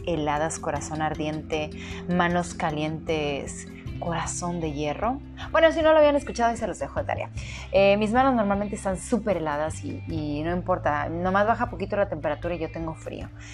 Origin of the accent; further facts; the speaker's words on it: Mazatlán, Sinaloa, Mexico; en mi ciudad natal, para quienes nos escuchan de fuera, en Mazatlán